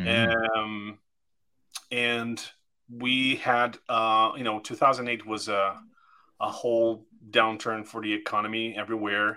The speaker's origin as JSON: {"language": "English", "country": "Brazil", "moved": "yes", "said": "I'm from Brazil. I'm originally from there"}